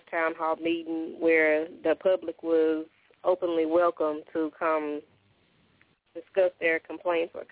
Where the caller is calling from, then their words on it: Oxford, Mississippi, United States; Oxford, Mississippi.